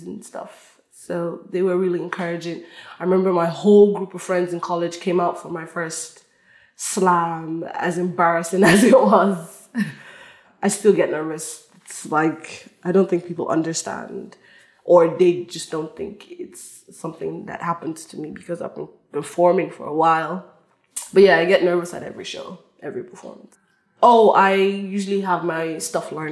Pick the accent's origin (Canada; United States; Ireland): Ireland; Longford, Leinster; growing up quite working class, growing up in Longford